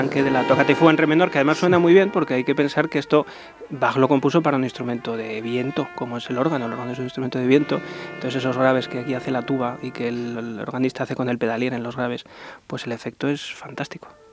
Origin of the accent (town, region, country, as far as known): Ávila, Castile and León, Spain